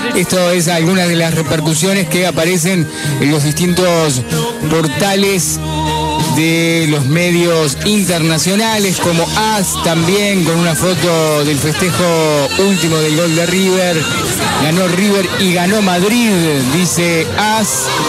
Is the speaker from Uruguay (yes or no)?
yes; Uruguay; nosotros que, que somos uruguayos